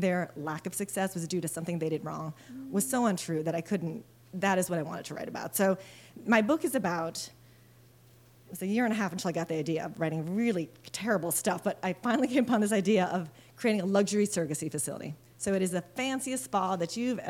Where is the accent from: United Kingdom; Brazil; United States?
United States; Wisconsin; also born or lived in Philippines; I was born in the Philippines, and we moved to Wisconsin when I was six in the 1970s